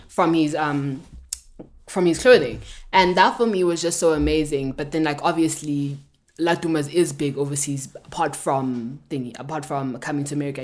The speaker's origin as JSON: {"language": "English", "country": "South Africa"}